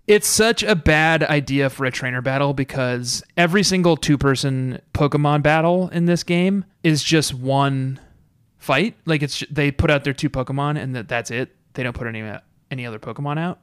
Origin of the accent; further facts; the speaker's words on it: Colorado, United States; I'm from, uh, Colorado